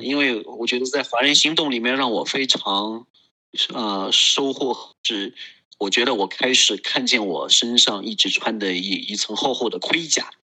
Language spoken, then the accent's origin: Chinese; Kunming, Yunnan, China; 我是来自于云南昆明，啊，我现在从事个人成长和家庭教育的工作